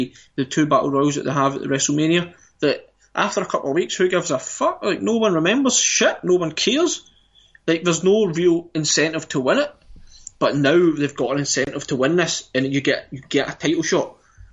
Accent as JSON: {"language": "English", "region": "Scotland", "country": "United Kingdom", "said": "we're Scottish"}